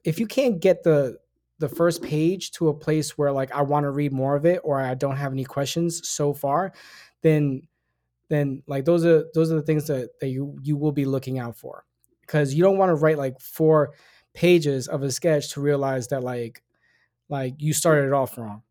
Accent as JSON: {"language": "English", "town": "New York City", "region": "New York", "country": "United States", "tie": "born or raised there", "said": "I grew up in the Bronx."}